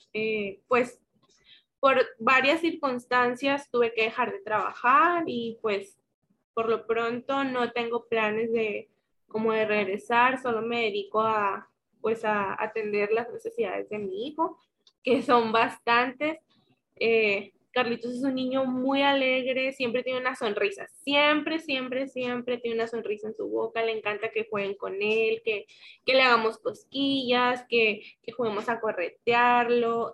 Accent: Guasave, Sinaloa, Mexico; now in Culiacán, Mexico; soy originaria del municipio de Guasave, Sinaloa

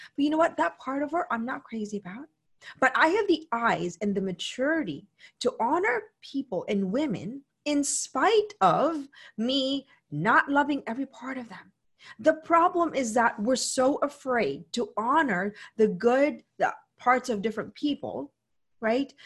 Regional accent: Philippines; moved away; also born or lived in United States; I come from the Philippines

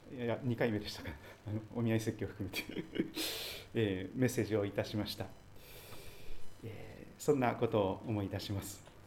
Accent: Kochi, Japan; also born or lived in Aichi Prefecture; now in Sugito, Japan; 生まれ育った高知県も山がありましたし移り住んだ愛知県にも山がありましたが

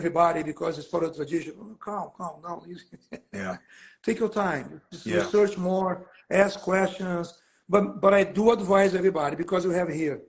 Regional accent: Brazil; now in Oakland, United States; I'm from Brazil

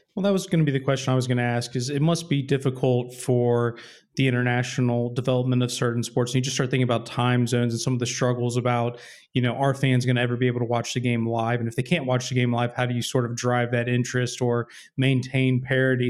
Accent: United States; I'm American

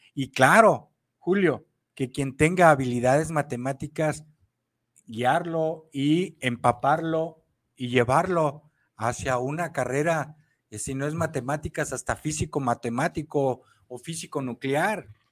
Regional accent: Mexico; como mexicanos y pueblo de México consciente, patriota, que amamos a la patria México

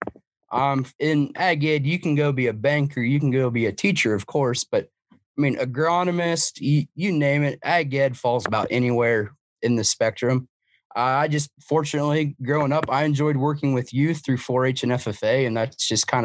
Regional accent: Newton, Iowa, United States; I'm from Newton, Iowa. That's a central part of Iowa.

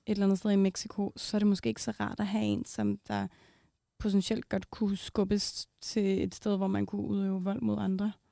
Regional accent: Copenhagen, Capital Region of Denmark, Denmark; Jeg var selv fra Amager.

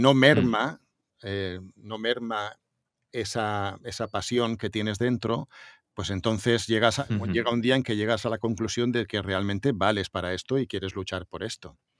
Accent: Montornès del Vallès, Catalonia, Spain; entro en la emisora municipal de Montornés, de mi pueblo

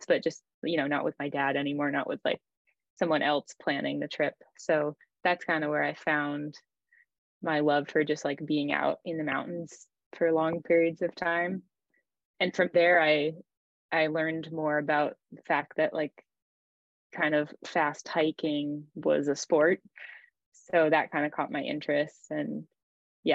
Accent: Maine, United States; moved away as an adult; also born or lived in New Hampshire / Zurich, Switzerland; now in France; I grew up in Maine, and I just grew up playing a lot of team sports

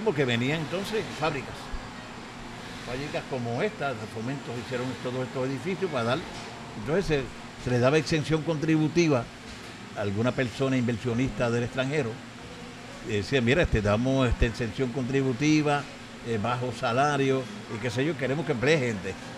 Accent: Comerío, Puerto Rico; la donde yo nací, donde nació Lilian también

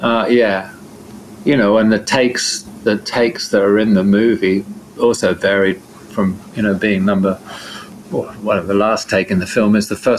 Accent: Devon, South West England, United Kingdom; I'm from Devon in southern England

